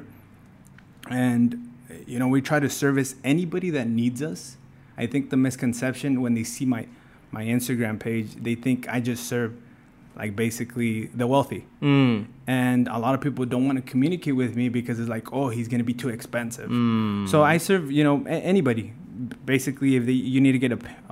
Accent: Oxnard, California, United States; also born or lived in Oaxaca, Mexico; I was born and raised here in Oxnard

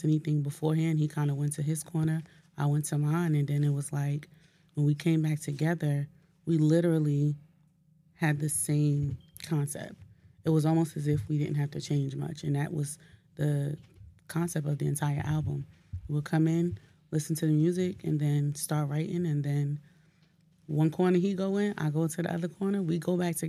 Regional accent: Newark, New Jersey, United States; I'm from Newark

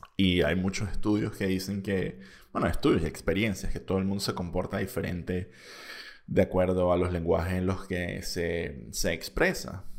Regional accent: Venezuela; first language Spanish; now in Spain; que si bien yo tenía un pasaporte español, yo seguía siendo venezolano.

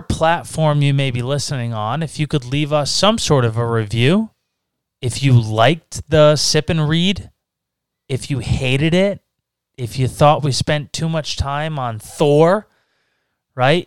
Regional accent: Massachusetts, United States; we're from Massachusetts

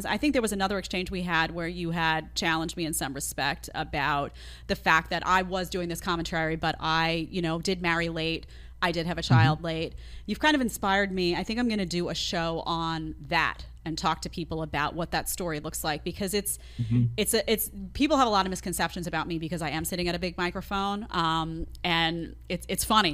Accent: New York City, New York, United States; I grew up in Staten Island, not in Manhattan

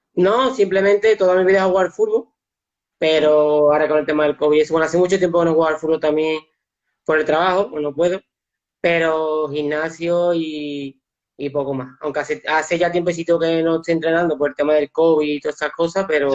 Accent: Seville, Andalusia, Spain; yo también soy de Sevilla

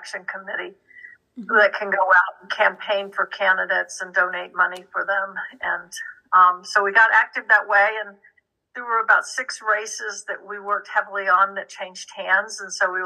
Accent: Florida, United States; moved away; also born or lived in Texas / Colorado; I grew up in Florida

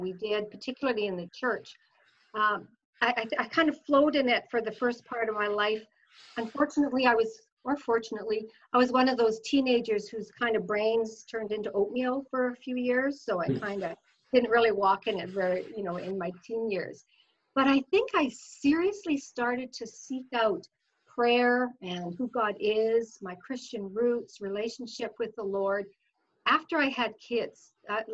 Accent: Fort Saskatchewan, Alberta, Canada; now in Sherwood Park, Canada; I grew up in Fort Saskatchewan. I lived there, you know, as my growing years

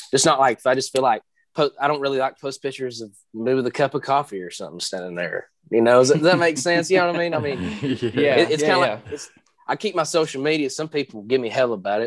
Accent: Maryville, Tennessee, United States; I'm from Maryville, Tennessee, and which is right outside of Knoxville

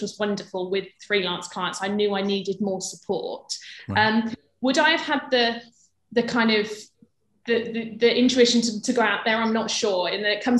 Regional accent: Birmingham, West Midlands, United Kingdom; moved away as an adult; also born or lived in London; I'm from Birmingham, London was obviously uni

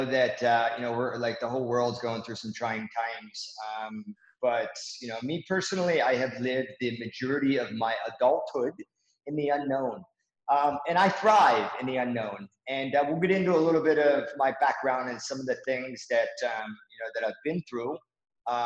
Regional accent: Pittsburgh, Pennsylvania, United States; I was born and raised in Pittsburgh, Pennsylvania, in the U.S.

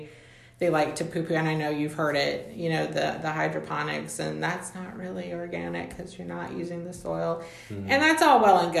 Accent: Mexico; moved away; I grew up in Mexico

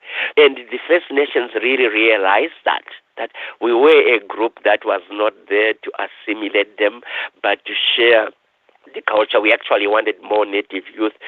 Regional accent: Zimbabwe; moved away as an adult; now in Thunder Bay, Canada; I was born in Africa, in Rhodesia, then Zimbabwe

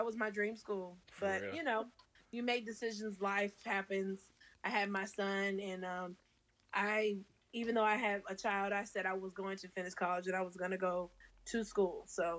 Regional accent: Dallas, Texas, United States; I'm from Dallas, Texas, born and raised.

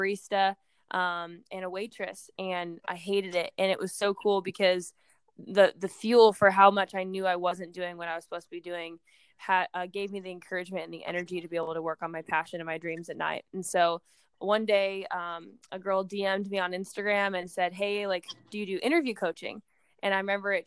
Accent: Nebraska, United States; moved away as an adult; also born or lived in Nashville, Tennessee; my Miss Nebraska year

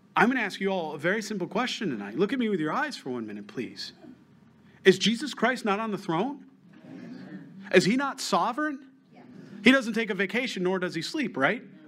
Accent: New York, United States; moved away; I'm from New York, so I, I, still have family, so have friends

